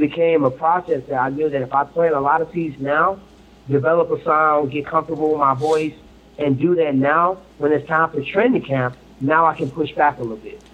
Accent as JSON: {"language": "English", "town": "Ferguson", "region": "Missouri", "country": "United States", "tie": "born or raised there", "said": "Growing up in Ferguson, you know I mean, family of 13, came from the bottom"}